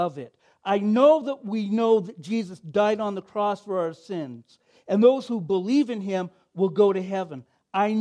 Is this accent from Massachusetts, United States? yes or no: no; Oregon, United States; moved away; I grew up on the West Coast in Oregon